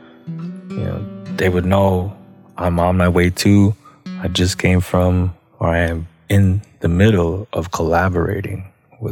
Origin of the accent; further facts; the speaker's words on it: Minneapolis, Minnesota, United States; also born or lived in Red Lake Nation; now in Wisconsin, United States; I am from the Red Lake Band of Chippewa Indians, but I was born and raised in Southside, Minneapolis.